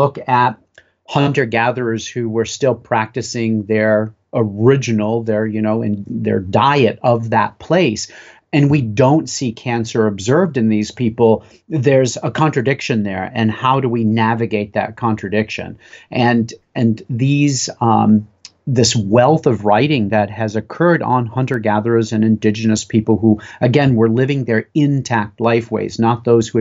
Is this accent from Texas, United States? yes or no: no; Western Maine, United States; Growing up in Western Maine